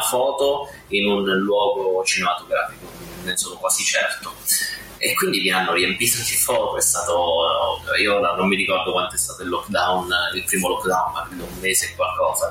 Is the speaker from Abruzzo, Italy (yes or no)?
yes; Abruzzo, Italy; io sono abruzzese di nascita